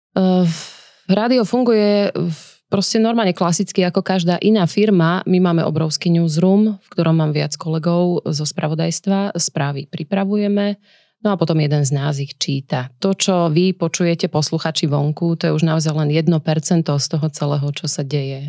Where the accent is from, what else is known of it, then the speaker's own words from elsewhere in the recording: Nitra, Nitra Region, Slovakia; v Nitre, odkiaľ pochádzam